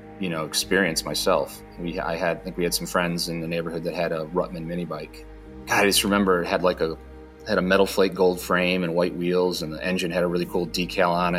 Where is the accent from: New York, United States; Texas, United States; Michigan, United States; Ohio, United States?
Michigan, United States; Dearborn; also born or lived in Detroit, Michigan; I was born and raised in Detroit, Michigan, and actually born in Dearborn